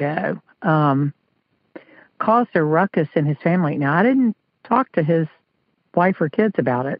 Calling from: South Carolina, United States; South Carolina.

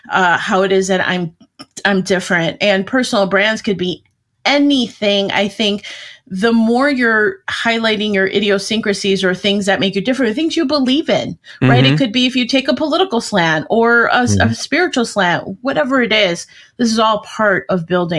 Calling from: Arlington Heights, Illinois, United States; I'm just outside of Chicago, about a half hour outside.

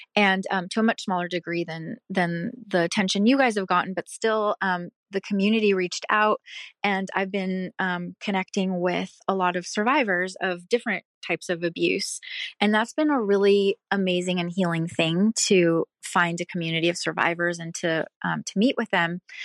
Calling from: Pacific Northwest, United States; I'm calling from the Pacific Northwest

